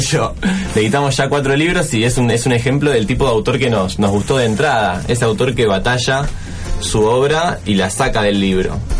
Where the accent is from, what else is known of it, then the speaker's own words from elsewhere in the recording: Buenos Aires, Argentina; siendo porteño